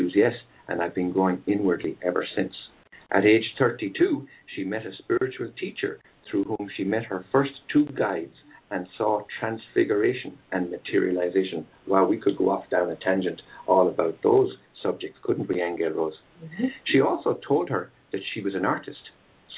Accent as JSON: {"language": "English", "country": "Ireland", "also_born_or_lived": "West coast of the United States", "moved": "yes", "lives_now": "United States", "said": "I'm Irish"}